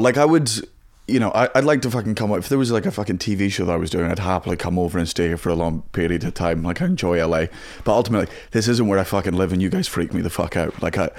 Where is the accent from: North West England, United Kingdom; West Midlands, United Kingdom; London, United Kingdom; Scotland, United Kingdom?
Scotland, United Kingdom; I am from Scotland